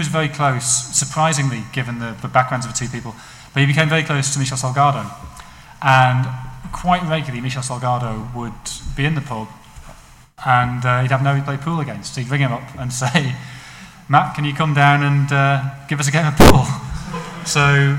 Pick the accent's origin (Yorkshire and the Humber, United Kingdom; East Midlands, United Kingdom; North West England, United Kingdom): North West England, United Kingdom; Prestwich; also born or lived in Salford; I grew up in Manchester. I was born in Salford. I grew up in North Manchester, Prestwich